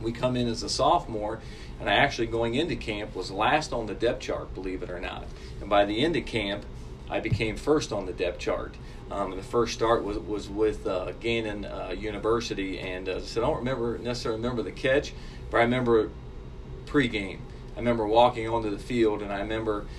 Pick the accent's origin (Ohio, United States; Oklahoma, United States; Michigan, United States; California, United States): Ohio, United States; Sabina; moved away as an adult; I grew up in a small town called Sabine, Ohio.